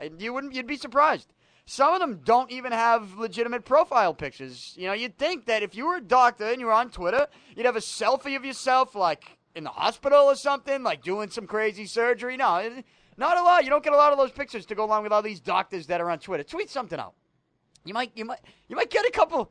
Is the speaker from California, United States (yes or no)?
no; Boston, Massachusetts, United States; I came in as someone from Southie